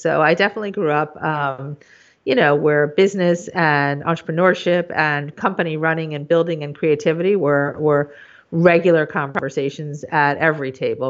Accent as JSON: {"language": "English", "region": "New York", "country": "United States", "tie": "born or raised there", "said": "I grew up in New York, born and raised. I went to high school in Manhattan, Stuyvesant High School."}